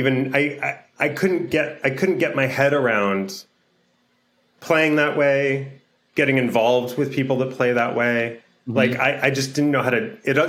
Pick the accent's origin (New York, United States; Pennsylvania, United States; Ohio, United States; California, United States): California, United States; Los Angeles; also born or lived in Boston; I'm from Los Angeles, so I super missed home